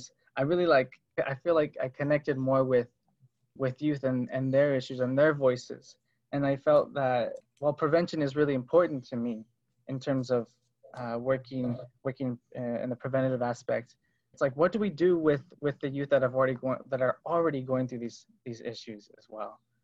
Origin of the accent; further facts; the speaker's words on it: Berkeley, California, United States; So I grew up in Berkeley, and I came from a musical background.